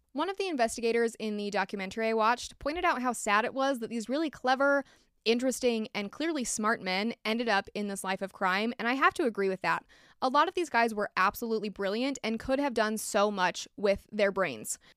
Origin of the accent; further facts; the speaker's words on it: United States; I'm American.